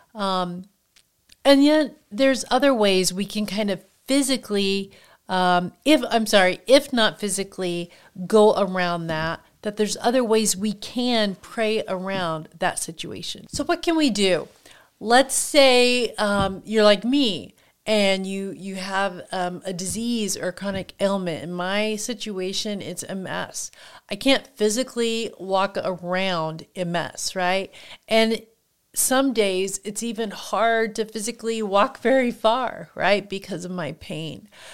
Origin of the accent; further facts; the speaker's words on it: Kansas, United States; moved away as an adult; I grew up in Kansas, and until I was an adult and, um, moved from there